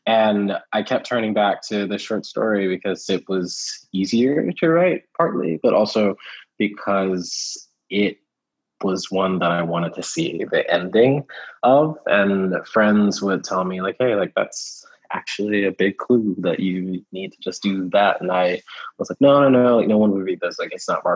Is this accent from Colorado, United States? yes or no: no; Houston, Texas, United States; also born or lived in Kentucky; moved to Texas when I was like 3 or so. And the first house we lived in was like just outside of Houston proper.